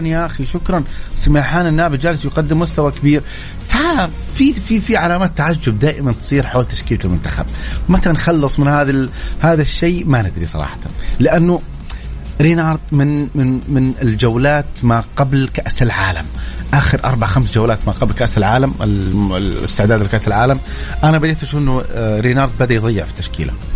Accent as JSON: {"language": "Arabic", "town": "Mecca", "region": "Makkah Province", "country": "Saudi Arabia", "tie": "born or raised there", "said": "انا من اهل مكه يعني عشت في مكه ودرست في مكه"}